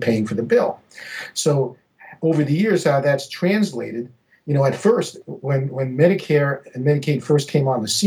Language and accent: English; New York City, New York, United States; when I was growing up in New York City in the 1960s